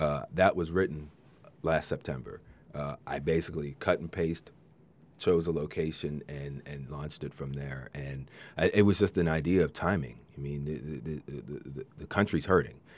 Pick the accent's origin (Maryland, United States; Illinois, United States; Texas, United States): Maryland, United States; now in Central Coast, United States; I grew up in Maryland